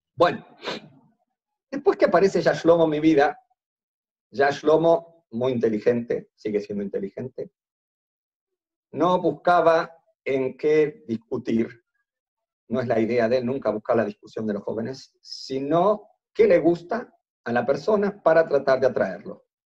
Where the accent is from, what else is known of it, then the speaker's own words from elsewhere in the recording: Montevideo, Uruguay; primero soy uruguayo, nacido en Montevideo